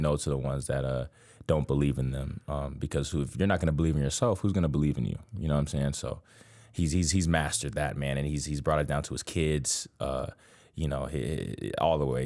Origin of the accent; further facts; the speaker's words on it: Miami, Florida, United States; I'm from Miami, Florida, a hectic city